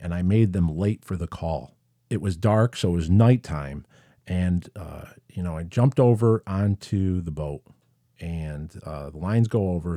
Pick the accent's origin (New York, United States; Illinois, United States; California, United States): New York, United States; Syracuse; I grew up in Syracuse, New York.